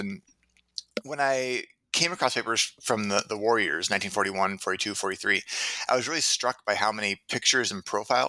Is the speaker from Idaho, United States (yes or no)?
no; Minneapolis, Minnesota, United States; also born or lived in Massachusetts / Rhode Island / Claremont, California / Tempe, Arizona; now in Hanover, New Hampshire, United States; I'm originally from Minneapolis, Minnesota.